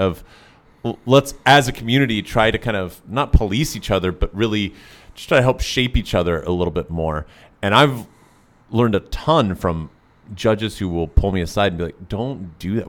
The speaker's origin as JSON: {"language": "English", "region": "Tennessee", "country": "United States", "tie": "born or raised there", "said": "I grew up in Tennessee."}